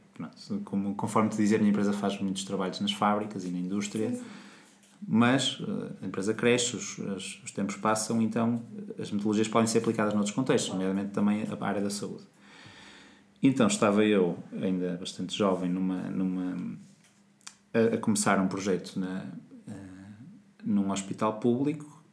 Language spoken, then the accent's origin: Portuguese; Portugal; nós portugueses